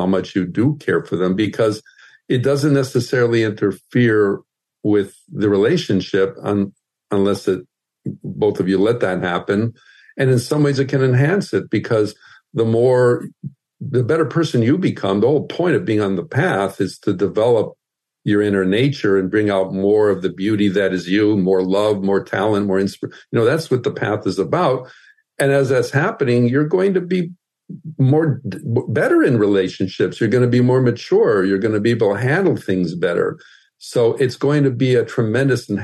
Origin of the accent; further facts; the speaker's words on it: Midwest, United States; moved away; also born or lived in Southern California; I grew up in the Midwest